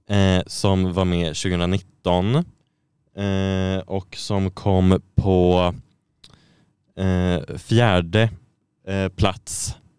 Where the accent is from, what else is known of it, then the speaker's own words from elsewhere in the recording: Sweden; som svensk